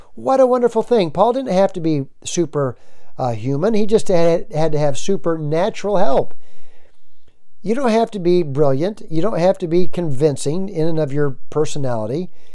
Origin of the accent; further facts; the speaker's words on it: United States; also born or lived in Nashville, Tennessee (lives near); I'm an American